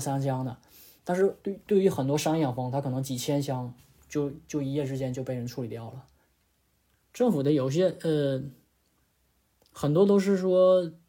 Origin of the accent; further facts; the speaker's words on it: Northeast China, China; moved away as an adult; now in Australia; 因为我家是东北的嘛